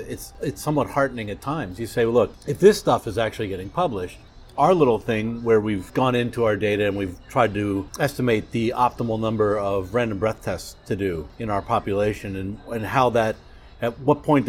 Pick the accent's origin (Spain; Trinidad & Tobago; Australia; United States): United States; York, Pennsylvania; moved away; growing up where I grew up, York, Pennsylvania